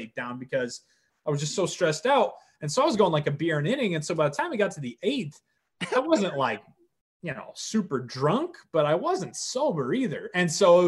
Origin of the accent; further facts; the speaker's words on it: Indianapolis, Indiana, United States; born and raised in Indianapolis